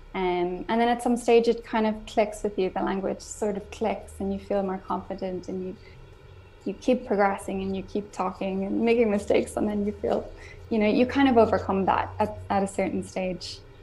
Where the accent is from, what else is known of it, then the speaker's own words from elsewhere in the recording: Ireland; first language English; now in Spain; I'm from Ireland.